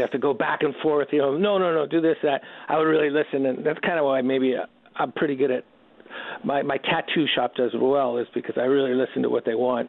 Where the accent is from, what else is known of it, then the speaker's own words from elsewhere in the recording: Redwood City, California, United States; also born or lived in Canoga Park, California; I'm actually born in Canoga Park, but when we were seven, the family moved to uh, Northern California, and we grew up in Redwood City, about 25 miles south of San Francisco